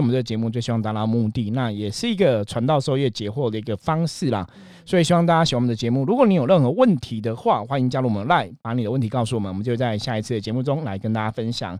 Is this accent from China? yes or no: no; Taiwan; 我们今天在台湾的这个社会